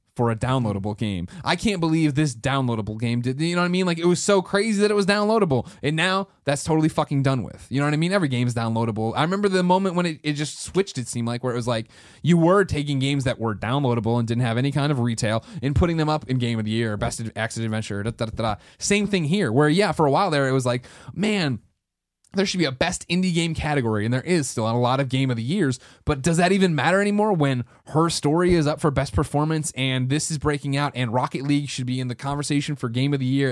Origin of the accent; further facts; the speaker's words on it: United States; I'm American